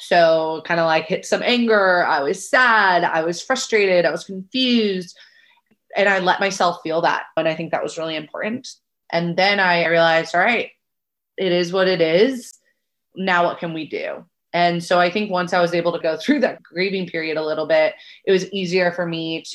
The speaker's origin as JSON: {"language": "English", "area": "Bay Area", "region": "Northern California", "country": "United States", "moved": "yes", "lives_now": "Southern California, United States", "said": "I'm originally from the Bay Area up in NorCal."}